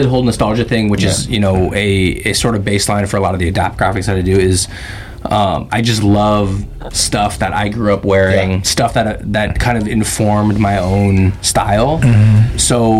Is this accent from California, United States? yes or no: yes; San Francisco, California, United States; growing up in Chinatown